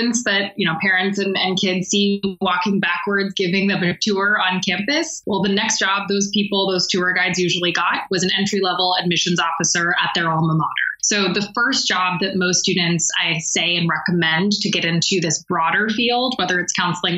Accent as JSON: {"language": "English", "area": "Bay Area", "region": "California", "country": "United States", "moved": "yes", "lives_now": "Maine, United States", "said": "I'm from the Bay Area"}